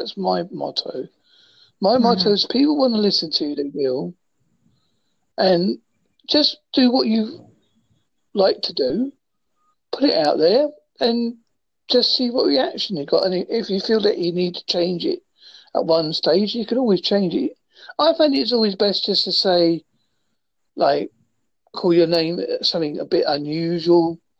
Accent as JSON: {"language": "English", "country": "United Kingdom", "said": "As you can guess, I'm from the United Kingdom."}